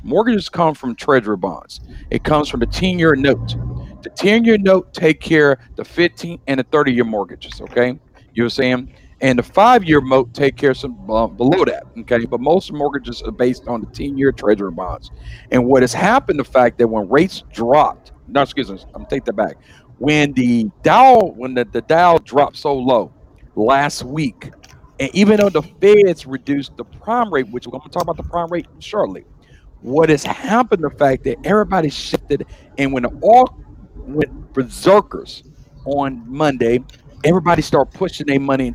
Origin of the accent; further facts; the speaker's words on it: Baton Rouge, Louisiana, United States; Growing up in Baton Rouge